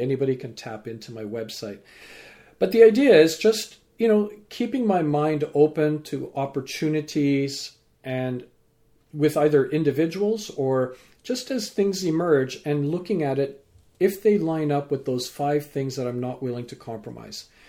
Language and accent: English; Vancouver, British Columbia, Canada; also born or lived in England; growing up in, uh, Vancouver, so I'm a British-born Canadian with parents from Fiji and grandparents